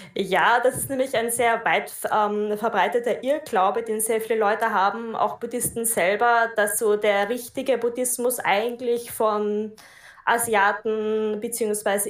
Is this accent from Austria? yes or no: yes; Austria; ich komme aus Österreich